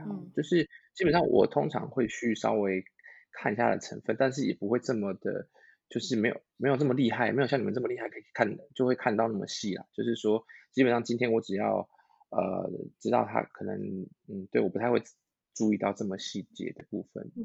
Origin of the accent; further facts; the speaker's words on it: Tainan, Taiwan; moved away; 我是台南人